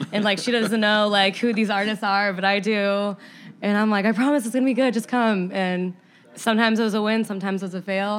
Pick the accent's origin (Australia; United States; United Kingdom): United States; Indiana; moved away as an adult; now in Chicago, United States; I'm originally from Indiana